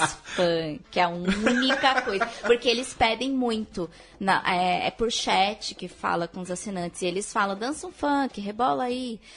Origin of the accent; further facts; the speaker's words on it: Mogi das Cruzes, São Paulo, Brazil; eu sou mogiana, sou de Mogi das Cruzes